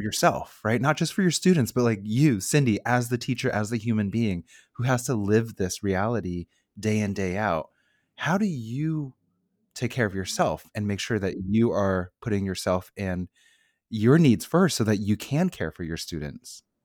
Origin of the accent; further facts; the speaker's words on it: Bay Area, California, United States; born and raised in the Bay Area